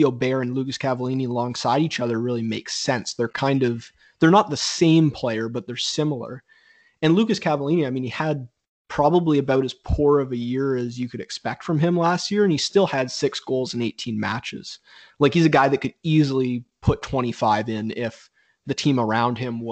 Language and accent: English; Canada; a Canadian soccer fan